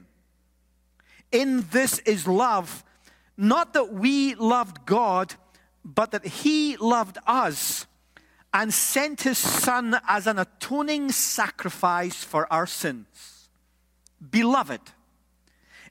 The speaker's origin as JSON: {"language": "English", "region": "Scotland", "country": "United Kingdom", "said": "I'm Scottish"}